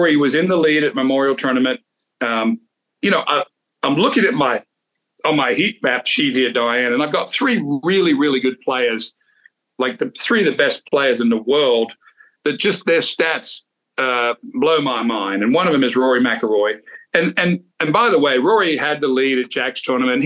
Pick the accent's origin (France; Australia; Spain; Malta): Australia; Sydney, New South Wales; I grew up playing golf in Australia, of course, in Sydney